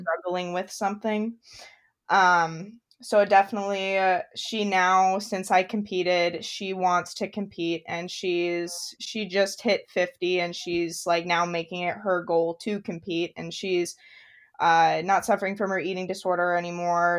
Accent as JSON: {"language": "English", "region": "Idaho", "country": "United States", "tie": "born or raised there", "said": "I was born and raised in Idaho, up in the mountains"}